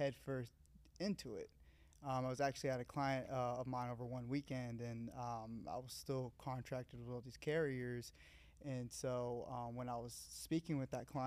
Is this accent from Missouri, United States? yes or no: no; Woodstock, Georgia, United States; also born or lived in Valdosta, Georgia; I'm actually from Woodstock, north of Atlanta